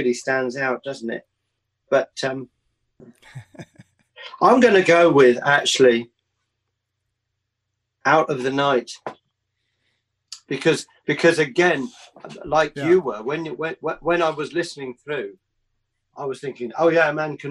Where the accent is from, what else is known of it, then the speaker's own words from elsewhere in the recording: England, United Kingdom; I'm English